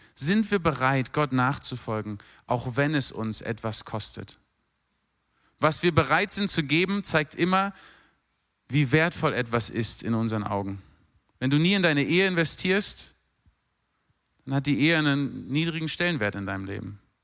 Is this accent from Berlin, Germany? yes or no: yes; Berlin, Germany; moved away as an adult; also born or lived in London; now in Mosbach, Germany; Als Berliner, der in London lebt